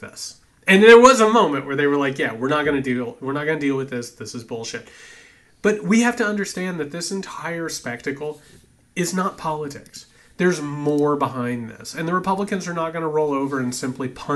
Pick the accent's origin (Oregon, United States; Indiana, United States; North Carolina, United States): Indiana, United States; I am a Hoosier. I come from Indiana